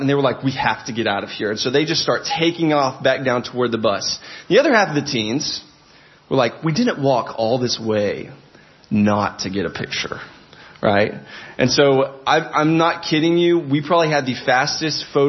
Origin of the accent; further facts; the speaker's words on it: Arkansas, United States; I'm from a state in America called Arkansas